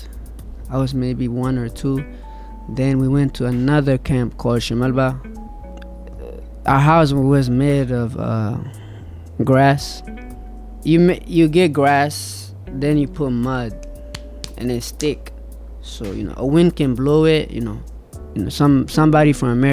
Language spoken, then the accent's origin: English; Ethiopia; moved away; I was born in Ethiopia